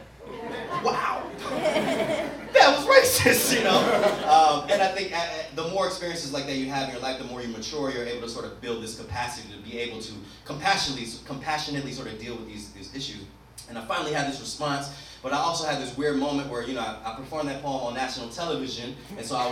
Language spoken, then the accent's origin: English; the South, United States; growing up in the South